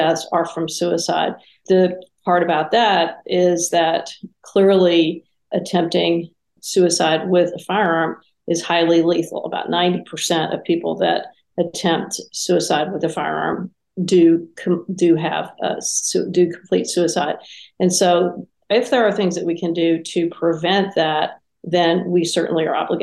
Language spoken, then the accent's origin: English; Texas, United States; I'm a Texan. I live on a ranch in Texas